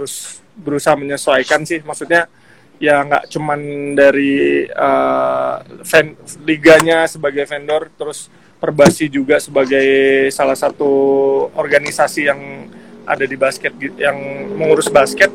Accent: Depok, West Java, Indonesia; dari kota saya ya, Depok

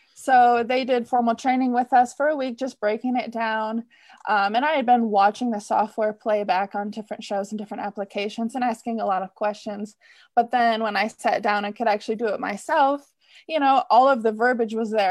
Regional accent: Michigan, United States; moved away as an adult; I grew up in Michigan

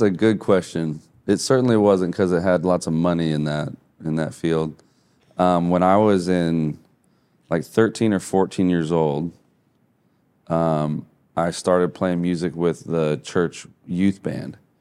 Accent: Midwest, United States; moved away as an adult; also born or lived in Hawaii; I'm from the Midwest, so I'm, like, a long ways from any ocean

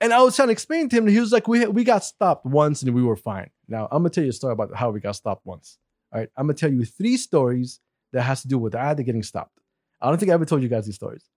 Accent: Saudi Arabia; moved away; Me and Hussein were Saudis.

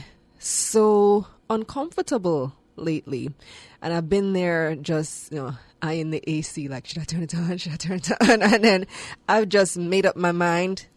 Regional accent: Belmopan, Cayo District, Belize; now in Kingston, Jamaica; I am from a country, well, my hometown in particular is one of the hottest parts of the country, Belmopan, which is the center of the country

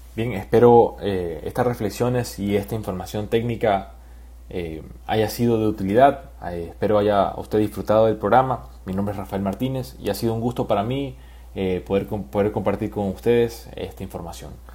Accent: Ecuador; como ciudadanos ecuatorianos

